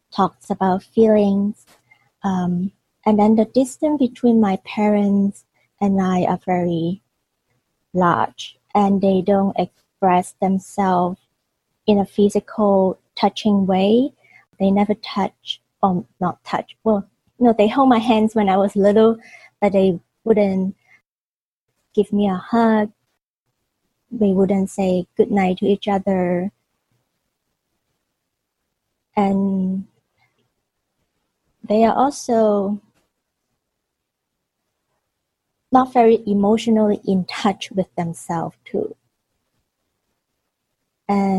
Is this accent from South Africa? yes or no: no; Hong Kong; I was born and raised in Hong Kong, and at that time Hong Kong was still a British colony